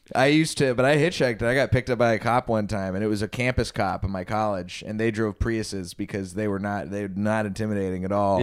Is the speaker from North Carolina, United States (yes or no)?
no; Texas, United States; I grew up in Texas